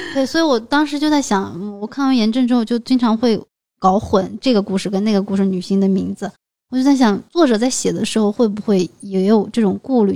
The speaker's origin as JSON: {"language": "Chinese", "country": "China", "said": "在我们中国人的这个习俗里面，结婚就是成家，买房啊，好像是一件必须要完成的事情"}